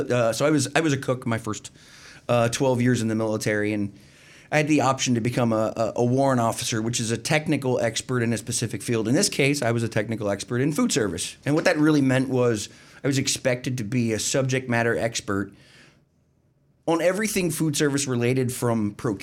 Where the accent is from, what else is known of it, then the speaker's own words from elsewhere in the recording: Pennsylvania, United States; I grew up in the Alabama portion of the part of Pennsylvania between Philadelphia and Pittsburgh.